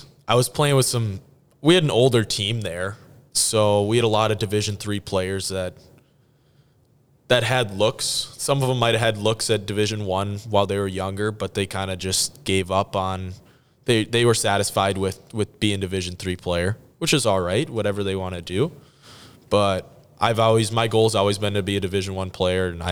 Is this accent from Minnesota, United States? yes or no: yes; Minnesota, United States; we were in Minnesota for most of the year